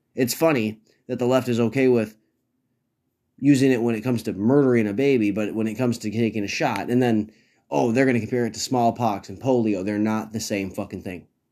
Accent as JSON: {"language": "English", "region": "Minnesota", "country": "United States", "tie": "born or raised there", "said": "I live in Minnesota, and it is a liberal hellhole, but it is also my home state."}